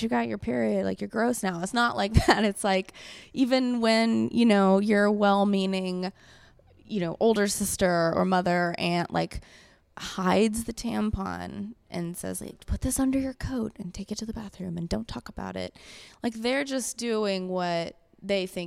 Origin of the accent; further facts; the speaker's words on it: the Bible Belt, the South, United States; I'm from the Bible Belt.